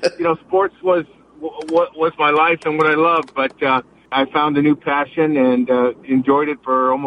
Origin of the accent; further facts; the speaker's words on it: Los Angeles, California, United States; In the Los Angeles area.